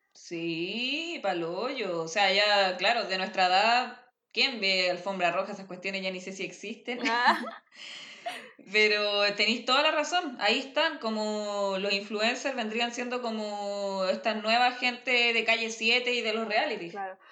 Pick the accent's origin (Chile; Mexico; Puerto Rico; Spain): Chile; Viña del Mar, Valparaíso; also born or lived in Santiago / Los Andes; Yo en realidad soy de Viña. O sea, nací en Santiago, pero viví ahí hasta como los seis años, después viví un tiempo en los Andes y después me vine a vivir a Viña